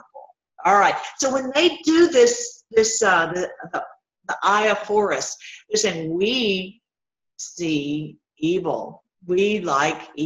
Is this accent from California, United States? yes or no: no; Tennessee, United States; where I grew up in Tennessee